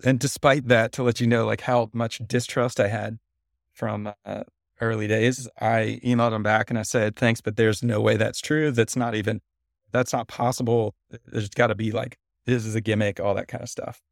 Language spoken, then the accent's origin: English; Nashville, Tennessee, United States; also born or lived in Cincinnati, Ohio; I grew up born in Cincinnati, but moved to Nashville, Tennessee when I was little and grew up in the South